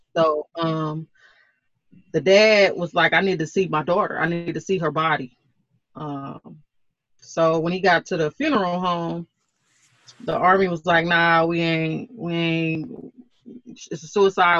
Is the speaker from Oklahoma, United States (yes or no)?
yes; Oklahoma, United States; I'm from Oklahoma